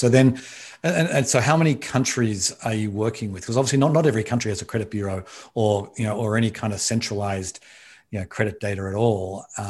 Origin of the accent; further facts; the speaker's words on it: Australia; now in United States; I grew up in Australia, and this was, you know, my dad started a business and he always wanted to expand it to America. And that's ended up how I ended up over here.